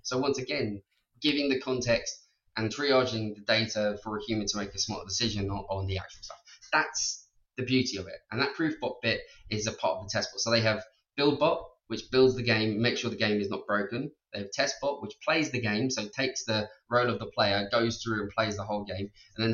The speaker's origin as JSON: {"language": "English", "country": "Ireland", "said": "being Irish and being able to speak English"}